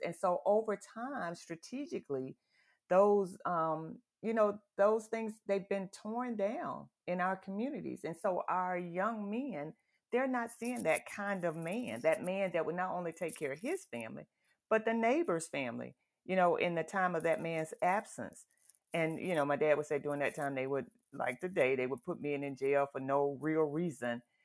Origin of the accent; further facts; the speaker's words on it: the South, United States; I grew up in the South, in the country